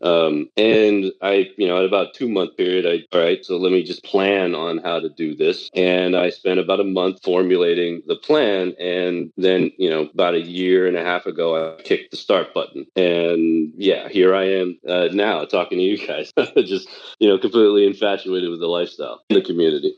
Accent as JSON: {"language": "English", "town": "Taipei", "country": "Taiwan", "tie": "born or raised there", "moved": "yes", "said": "I was born and raised in Taipei, Taiwan"}